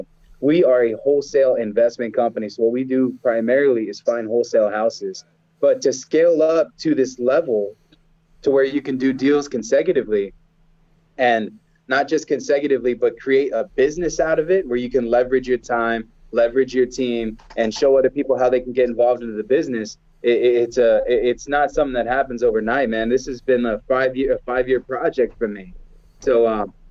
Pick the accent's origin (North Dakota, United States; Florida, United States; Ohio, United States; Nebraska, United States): Ohio, United States; Cleveland; I was born in Cleveland.